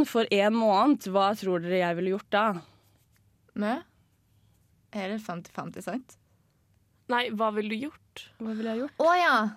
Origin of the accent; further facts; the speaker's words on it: Lørenskog, Akershus, Norway; Jeg er fra Lørenskog.